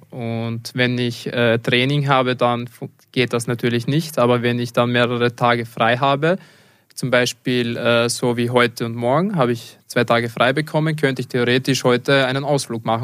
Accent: Leoben, Styria, Austria; Also ich bin ursprünglich aus Leoben und versuche auch so oft es geht, meine Familie zu besuchen.

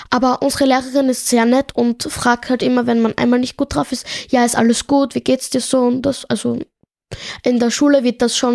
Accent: Tunisia; ich komme ja ursprünglich aus Tunesien und dort ist es üblich, dass die Eltern die Kinder mit Gürtel oder so peitschen und so.

